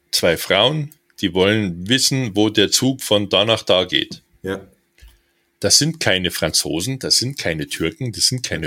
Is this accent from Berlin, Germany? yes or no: no; Bavaria, Germany; accent: Standard German; Äh, und dann bist du als Hochdeutscher in Bayern mit dem Namen … und stotterst. Weißt du, wie du als Kind in der Schule